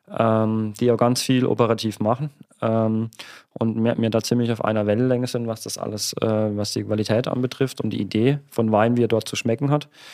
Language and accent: German; Oberbergen, Baden-Württemberg, Germany; bei uns in Oberbergen am Kaiserstuhl